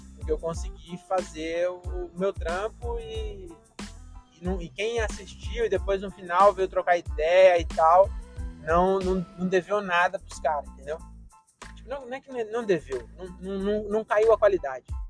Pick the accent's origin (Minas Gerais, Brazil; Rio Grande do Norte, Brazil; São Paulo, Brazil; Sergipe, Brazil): São Paulo, Brazil; Francisco Morato; sou de Morato